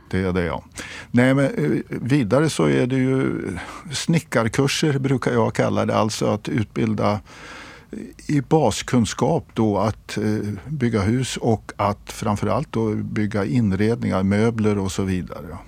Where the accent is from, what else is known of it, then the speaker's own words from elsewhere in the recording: Sweden; som svensk